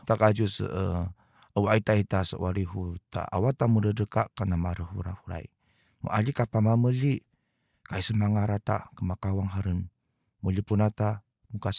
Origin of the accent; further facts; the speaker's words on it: Katratripulr Puyuma, Taitung County, Taiwan; accent: Katratripulr (Zhiben) Puyuma; first language Puyuma; Chinese is a second language; 我本身我的主要的主语就是卑南语嘛。 嗯哼， 对资本系的卑南语